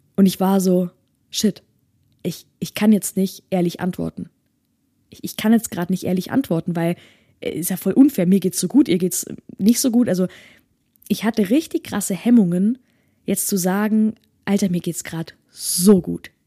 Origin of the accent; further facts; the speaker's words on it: Germany; bei uns in Deutschland, wo das Jammern ganz groß geschrieben wird